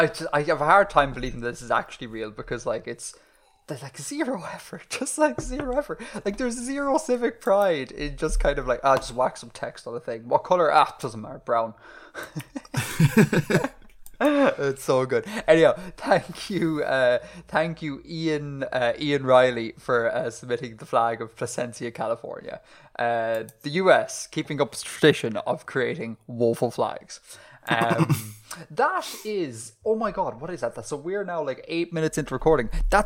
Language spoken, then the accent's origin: English; Ireland; growing up in Ireland, it was always like this exotic name.